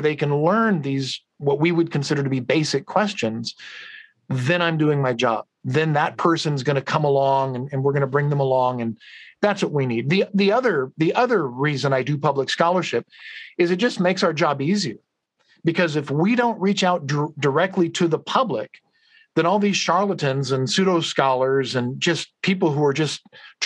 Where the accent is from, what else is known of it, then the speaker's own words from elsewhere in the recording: Madera, California, United States; I'm a kid from Central California, right? From Madera, Fresno